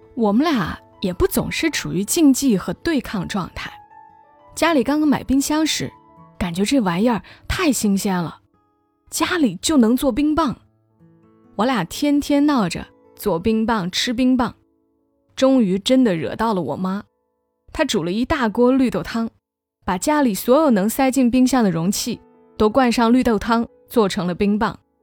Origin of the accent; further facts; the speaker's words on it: Hunan, China; 身为湖南人